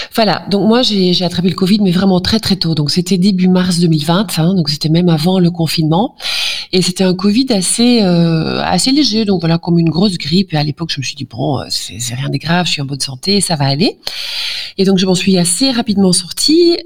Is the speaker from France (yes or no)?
no; Flanders, Belgium; French is a second language; Pardon pour mon français, parfois je suis flamande